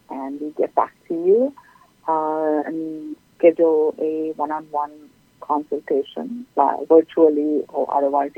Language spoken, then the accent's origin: English; Sri Lanka; moved away as an adult; now in Folsom, United States; I'm originally from Sri Lanka and have been here for the past 13 years